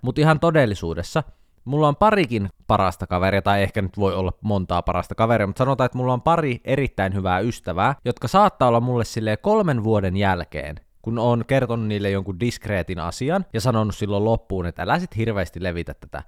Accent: Jyväskylä, Central Finland, Finland; moved away; Kun mä muutin Jyväskylästä pois

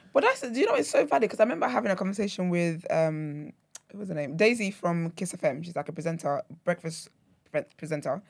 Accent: Nigeria; now in United Kingdom; when I lived in Nigeria

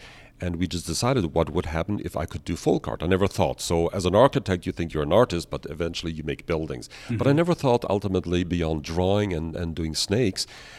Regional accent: Vienna, Austria; also born or lived in Canada / United States; I was born in Canada. Then with my parents, I moved early on to Vienna, Austria, went to boarding school, and eventually, like most Europeans, I traveled to America.

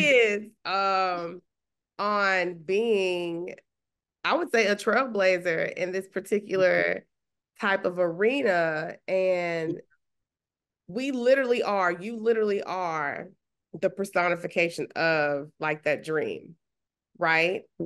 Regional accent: Huntsville, Texas, United States; where I grew up in Huntsville, you know, small town in Texas

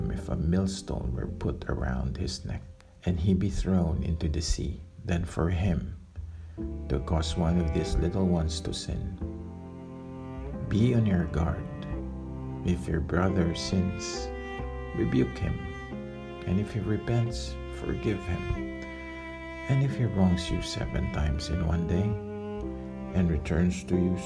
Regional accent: Philippines; I am from the Philippines.

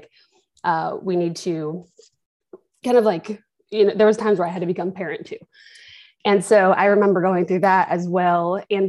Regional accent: Jacksonville, Florida, United States; born there; also born or lived in Kentucky / Washington; I was born in Jacksonville, Florida. And we moved around a little bit when I got a little older. I lived in Kentucky for a short time. I also lived in Washington State because my father's from there

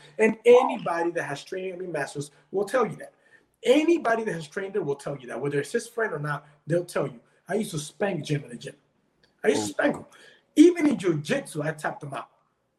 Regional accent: Peru; now in Florida, United States; I was born in Peru, and in Peru, like when I was younger, I used to always hear these stories about my dad.

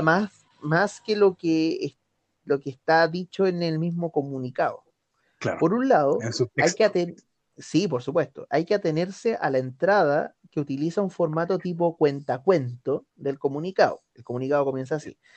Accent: Chile; Chile, ya, eh, bueno, somos hijos del rigor

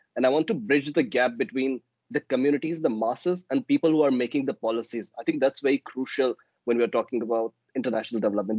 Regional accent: Balochistan, Pakistan; I am from Balochistan, which is the southwestern province of Pakistan.

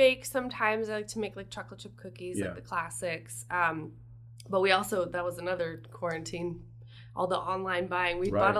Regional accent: Lakeside, California, United States; also born or lived in El Cajon, California; I've pretty much been an East County girl my whole life. When I was really little, I lived in El Cajon. And then in fifth grade, we moved to Lakeside. And I've pretty much been there ever since.

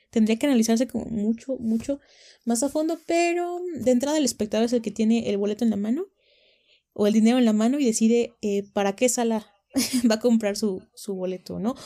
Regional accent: Mexico; tenemos una identidad como mexicanos

